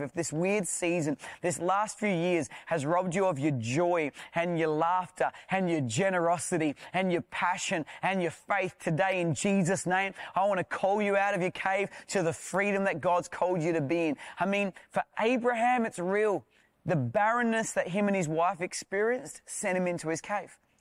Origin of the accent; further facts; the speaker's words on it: South Australia, Australia; I'm from South Australia.